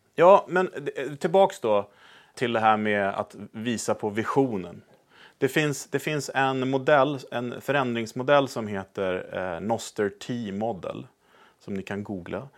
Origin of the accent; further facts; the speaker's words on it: Sweden; moved away as an adult; also born or lived in United States; vi då som svenskar